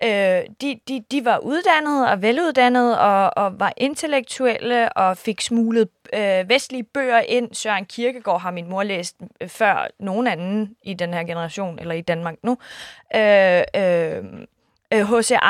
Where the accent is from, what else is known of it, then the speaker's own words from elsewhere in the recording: Iran; Jeg er kurder fra Iran. Det er en minoritet, hvor øh, der bor 10 procent.